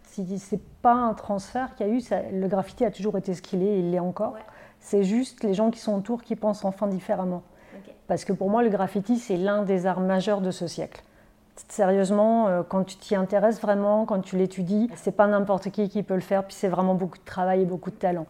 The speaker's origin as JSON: {"language": "French", "town": "Lille", "region": "Hauts-de-France", "country": "France", "moved": "as an adult", "lives_now": "Montreal, Canada", "said": "Fièrement, originaire du nord de la France. Oui, on est originaire de Lille, on va dire, et ses alentours. On est arrivé au Québec en 2007"}